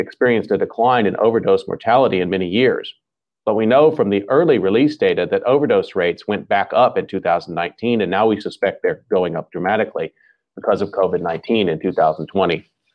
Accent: Dallas, Texas, United States; I grew up in the Dallas-Fort Worth Metroplex area

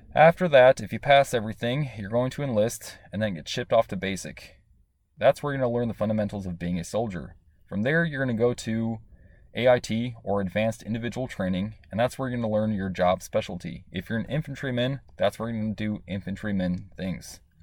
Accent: Chicago, Illinois, United States; I grew up in Chicago.

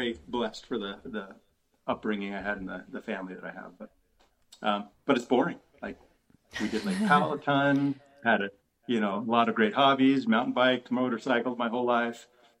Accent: Sandy, Utah, United States; also born or lived in California; I was born in California, but pretty much grew up here in Salt Lake, in Sandy

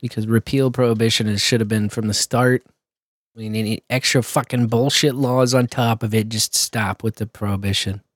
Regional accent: Missouri, United States; We're from the Show Me State

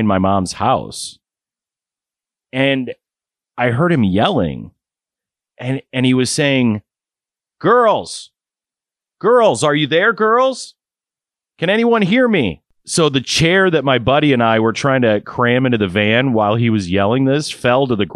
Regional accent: Waterloo, Iowa, United States; my hometown of Waterloo, Iowa

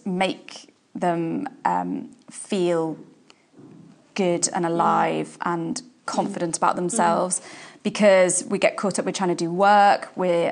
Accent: Liverpool, North West England, United Kingdom; now in Portsmouth, United Kingdom; I'm from Liverpool originally

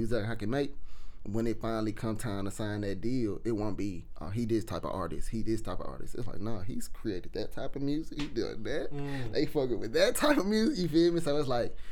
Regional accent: Memphis, Tennessee, United States; I grew up in that type of environment.

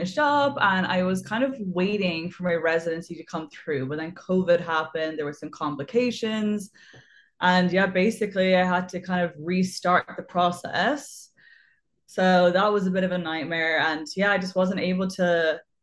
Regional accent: Waterford, Munster, Ireland; moved away as an adult; also born or lived in Cork / Dublin; I grew up like in the countryside. So, you know, we had like one TV channel. And yeah, you just be outside all day. I was like super lucky that I got to do like a lot of dance classes and things like that. And then I kind of moved around the country a little bit. I'm from Waterford

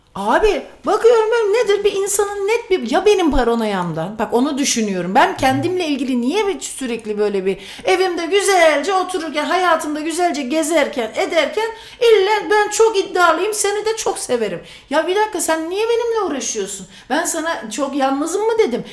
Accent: Sivas Province, Turkey; ben Sivaslıyım

